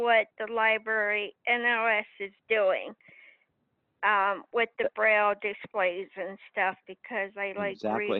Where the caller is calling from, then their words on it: Pennsylvania, United States; from Pennsylvania, and I can't wait till this convention happens.